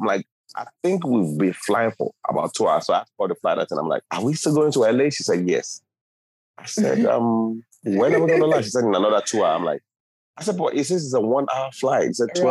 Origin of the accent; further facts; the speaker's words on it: Lagos, Nigeria; moved away as an adult; now in United States; I was born and raised in Lagos, Nigeria.